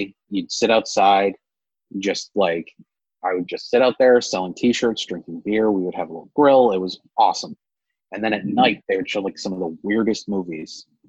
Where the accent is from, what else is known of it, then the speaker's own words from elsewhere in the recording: Massachusetts, United States; moved away as an adult; also born or lived in Kansas City, Missouri; So I grew up in Massachusetts, but I moved out to Kansas City and lived there for about 6 or 7 years.